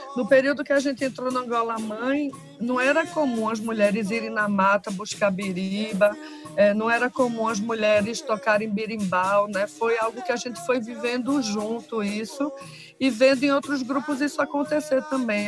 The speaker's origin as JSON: {"language": "Portuguese", "town": "Recife", "region": "Pernambuco", "country": "Brazil", "said": "Eu sou do bairro da Várzea e aqui era muito forte na época, no ano 90"}